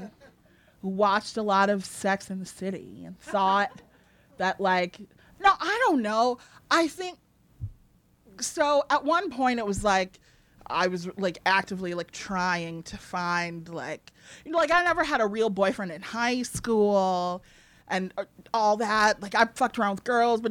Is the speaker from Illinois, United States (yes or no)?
yes; Evanston, Illinois, United States; I grew up in like public school